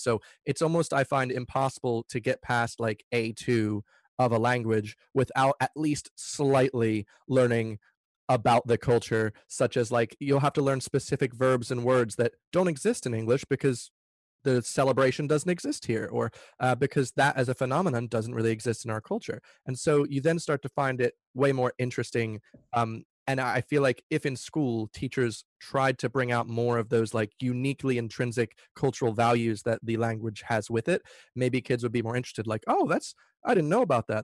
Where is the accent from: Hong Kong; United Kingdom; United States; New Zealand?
United States; I grew up in the States